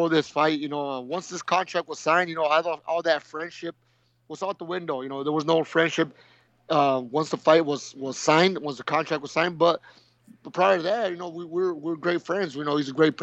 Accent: Nogales, Sonora, Mexico; also born or lived in Tucson, Arizona; now in Hermosillo, Mexico; I was born in Nogales, Sonora, when I was just about one and a half years old. My father and my mother moved to Tucson, Arizona, where I did my elementary school

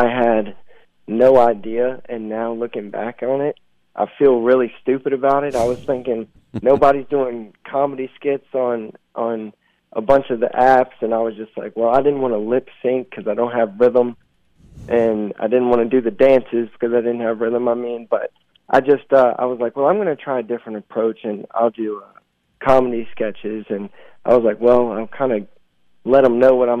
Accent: Southern Virginia, United States; accent: twang; I'm from Southern Virginia, right on the border of North Carolina

